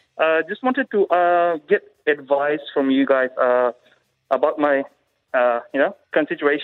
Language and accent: English; Fiji; moved away as an adult; now in Australia; I'm from Fiji.